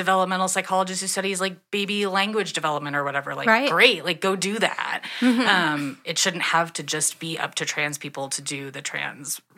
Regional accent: Wisconsin, United States; I'm from Wisconsin

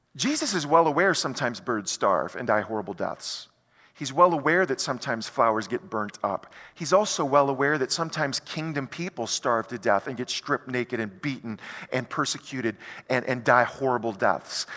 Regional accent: United States; as an American

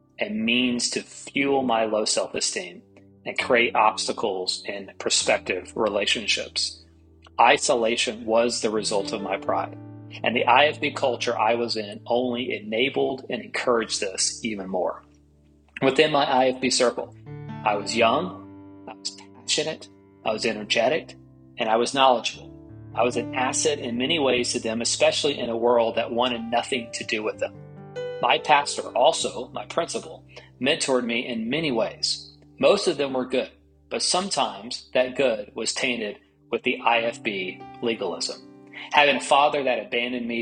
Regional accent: East Tennessee, United States; I grew up as Catholic in East Tennessee

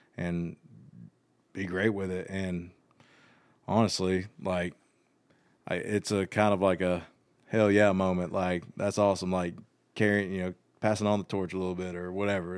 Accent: Georgia, United States; born or raised there; moved away as an adult; also born or lived in Nashville

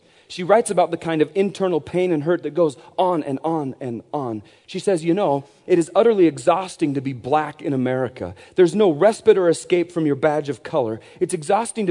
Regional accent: Montana, United States; we're from Montana

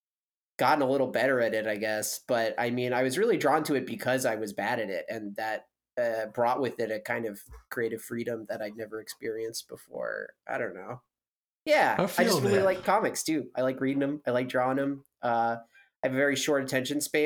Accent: Massachusetts, United States; now in Chicago, United States; I'm a cartoonist from Massachusetts, currently located in Chicago

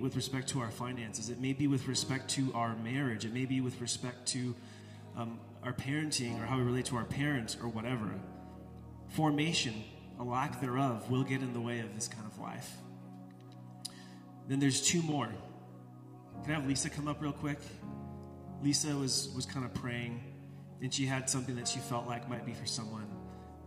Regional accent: United States; Most of us as American disciples

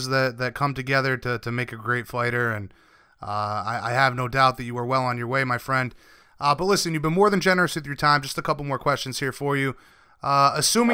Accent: Rhode Island, United States; I'm from Rhode Island

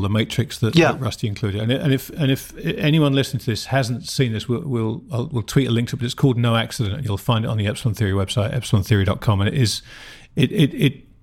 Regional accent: United Kingdom; now in United States; my home country, in the UK

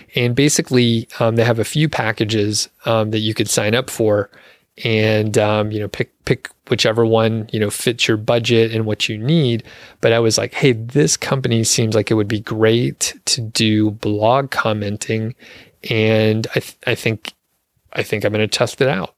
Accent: Georgia, United States; also born or lived in Montana; now in Colorado, United States; I'm from Georgia

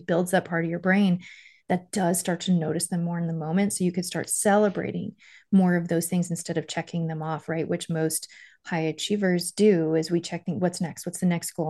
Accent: Miami, Florida, United States; also born or lived in Stony Brook, New York; I was born in Stony Brook, lived there till I was five, and then we moved to Miami.

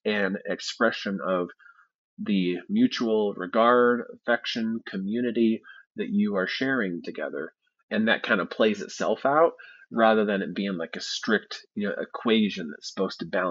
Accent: Midwest, United States; I grew up in the Midwest

